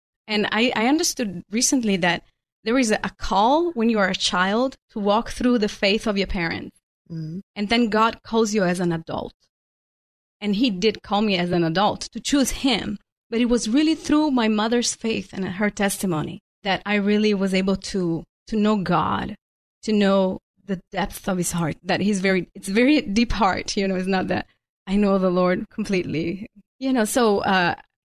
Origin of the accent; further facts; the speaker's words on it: Venice, Veneto, Italy; moved away as an adult; also born or lived in Houston area, United States; now in Houston, United States; I was born and raised in Italy, in the northern part of the country, in Venice